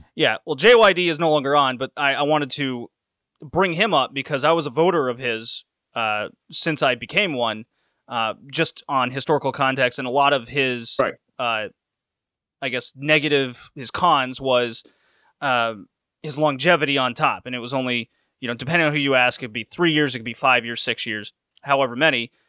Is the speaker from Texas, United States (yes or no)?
yes; Houston, Texas, United States; also born or lived in Louisiana; I grew up in the South, grew up in Houston